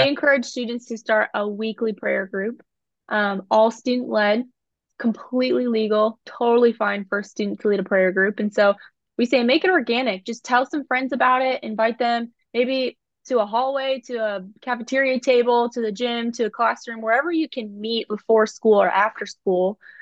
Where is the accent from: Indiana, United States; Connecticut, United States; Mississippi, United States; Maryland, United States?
Indiana, United States; I was born in Indiana